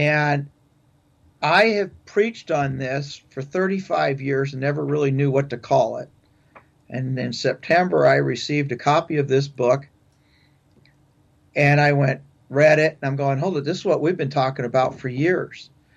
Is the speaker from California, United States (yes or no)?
yes; San Pedro, California, United States; moved away as an adult; also born or lived in Stockton area, California; I grew up in Southern California, in San Pedro area and down that way